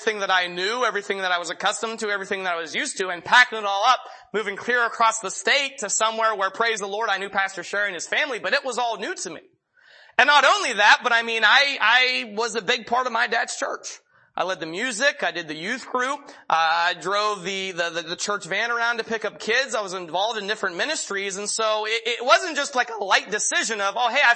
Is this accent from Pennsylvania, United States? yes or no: yes; Pennsylvania, United States; moved away as an adult; now in Chehalis, United States; I'm originally from Pennsylvania. My dad is a pastor at a church there in southwestern Pennsylvania